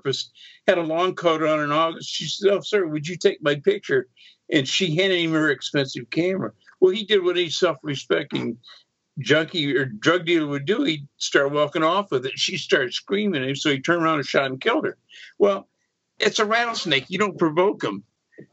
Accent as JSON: {"language": "English", "region": "Texas", "country": "United States", "tie": "born or raised there", "also_born_or_lived": "New Orleans", "moved": "yes", "said": "I grew up in Texas"}